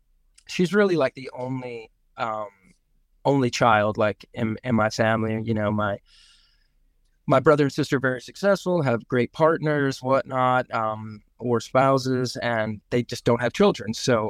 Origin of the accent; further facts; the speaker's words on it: New York, United States; And, you know, I grew up on New York sports radio. It's funny.